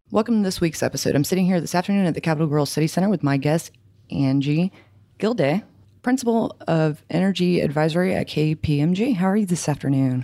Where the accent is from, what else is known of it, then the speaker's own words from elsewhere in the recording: Louisiana, United States; I'm from Louisiana